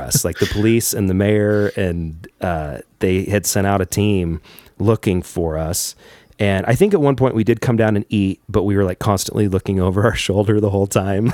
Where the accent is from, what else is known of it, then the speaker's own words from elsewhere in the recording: United States; being an American